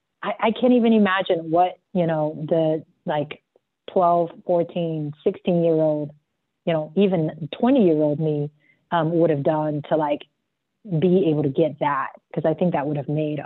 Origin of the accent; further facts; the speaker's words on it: South Africa; I grew up in South Africa and I just felt always so like an outsider.